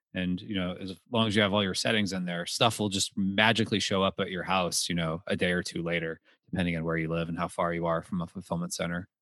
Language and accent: English; Texas, United States; moved away; I grew up in Texas